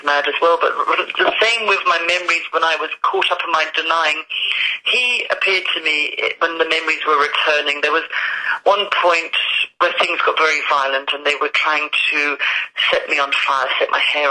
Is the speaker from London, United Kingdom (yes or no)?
yes; London, United Kingdom; now in Scotland, United Kingdom; I am a Londoner who loves the sunshine. I don't know why I live in Scotland